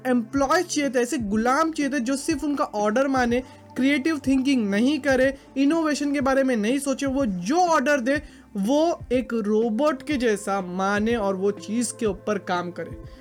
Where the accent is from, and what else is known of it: India